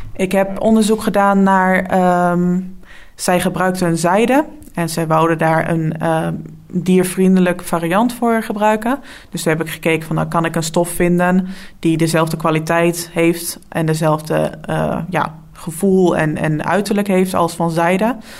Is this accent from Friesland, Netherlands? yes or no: no; Dalfsen, Overijssel, Netherlands; also born or lived in Enschede; now in Deventer, Netherlands; ik kom uit Dalfsen. En daar heb ik 17 eh, jaar gewoond totdat ik ging studeren